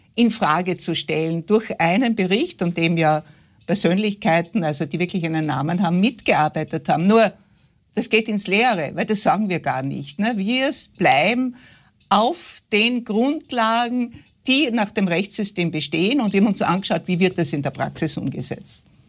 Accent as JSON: {"language": "German", "region": "West Styria", "country": "Austria", "tie": "born or raised there", "said": "ich bin in der Weststeiermark aufgewachsen, wie Sie gesagt haben, auf einem Bauernhof."}